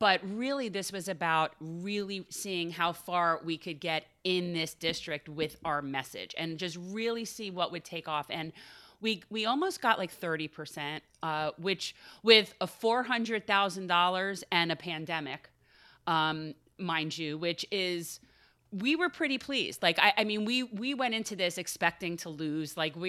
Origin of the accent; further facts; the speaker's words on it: North Miami, Florida, United States; I was born in North Miami, mm-hmm. so I'm from that area, you know, originally, and I have a lot of family in the south part of Miami, so I feel like a townie, but now I definitely prefer Broward.